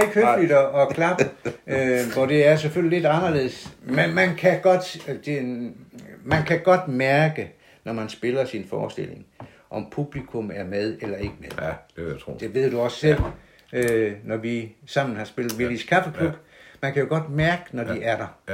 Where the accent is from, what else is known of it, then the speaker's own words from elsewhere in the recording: South Jutland, Southern Denmark, Denmark; accent: Sønderjysk (South Jutlandic); first language South Jutlandic; så jeg vil bruge mit modersmål